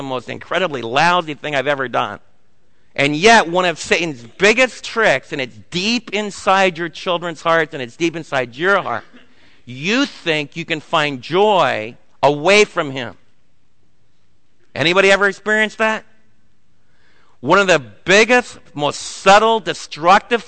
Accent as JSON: {"language": "English", "country": "United States", "said": "as American parents"}